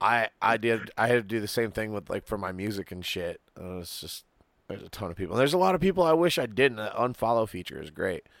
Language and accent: English; Muskegon, Michigan, United States; my hometown